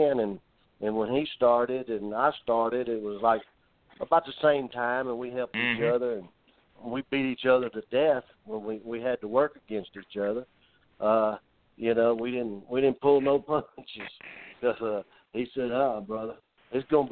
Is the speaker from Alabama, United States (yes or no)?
no; McDonough, Georgia, United States; I was born and raised around McDonough in that area